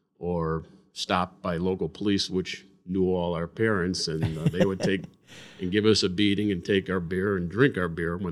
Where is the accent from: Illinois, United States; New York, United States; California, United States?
Illinois, United States; Berwyn; Everybody knew everybody in Berwyn. I was from the South Berwyn.